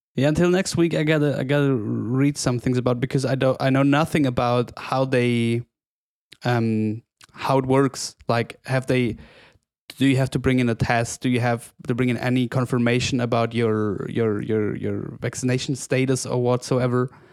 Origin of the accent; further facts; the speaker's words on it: Oberstdorf, Bavaria, Germany; growing up in Oberstdorf, the whole region feeds from tourism